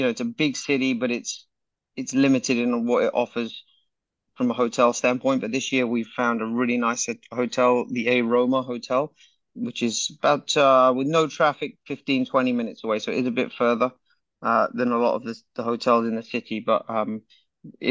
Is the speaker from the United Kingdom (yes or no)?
yes; England, United Kingdom; being English